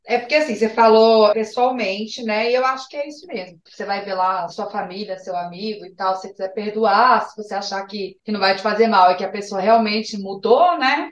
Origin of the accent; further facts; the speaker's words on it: Brasília, Federal District, Brazil; eu sou de Brasília.